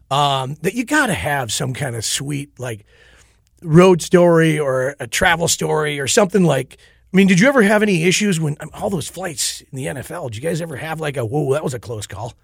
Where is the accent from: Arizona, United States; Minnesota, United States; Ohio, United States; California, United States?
Minnesota, United States; Owatonna; growing up in Owatonna